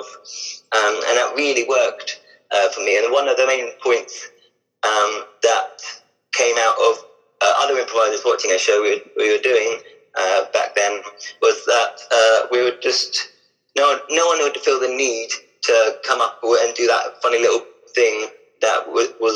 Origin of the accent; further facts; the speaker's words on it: Hampshire, South East England, United Kingdom; also born or lived in Basingstoke / Eastleigh / Southampton; I grew up in Hampshire, which is South